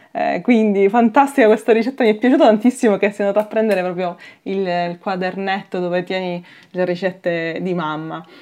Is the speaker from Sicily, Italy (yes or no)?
yes; Palermo, Sicily, Italy; da palermitana